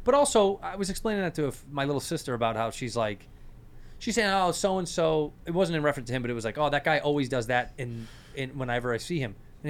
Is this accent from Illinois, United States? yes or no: yes; Chicago, Illinois, United States; growing up in Chicago.